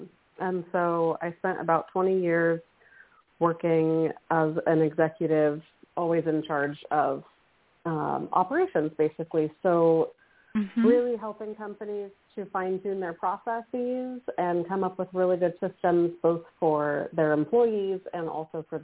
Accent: Southern California, United States; I am born and raised in Southern California

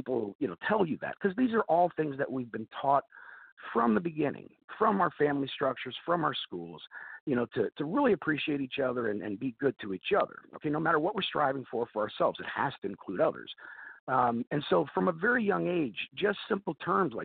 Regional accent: Novelty, Ohio, United States; also born or lived in Chicago; born and raised in Ohio, a few different areas, but primarily Russell Township, specifically Novelty, Ohio

